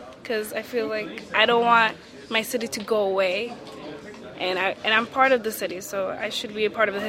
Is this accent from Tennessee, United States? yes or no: no; New York City, New York, United States; I was born and raised in the Bronx, so I'm from New York, and I kind of want to stay in New York as a part of me.